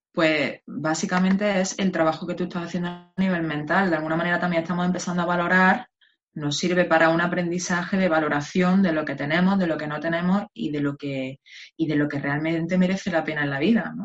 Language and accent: Spanish; Spain; somos los españoles